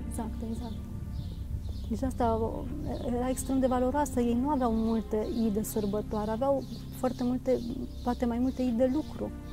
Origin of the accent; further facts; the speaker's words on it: Romania; moved away as an adult; now in Bucharest, Romania; din satul meu